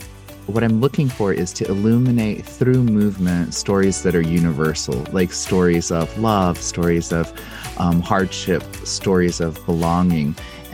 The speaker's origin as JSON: {"language": "English", "country": "United States", "tie": "born or raised there", "said": "I'm Korean American"}